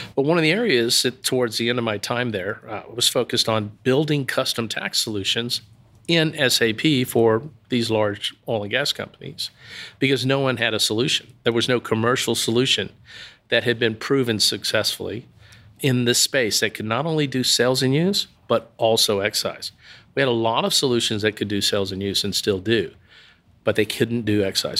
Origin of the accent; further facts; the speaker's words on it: Waxahachie, Texas, United States; I'm originally from Waxahachie.